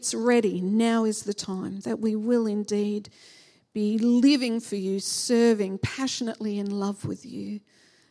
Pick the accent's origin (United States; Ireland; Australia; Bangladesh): Australia; born or raised there